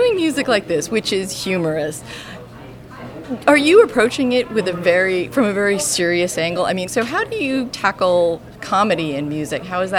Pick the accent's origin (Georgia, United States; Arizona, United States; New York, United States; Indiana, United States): New York, United States; I was born in New York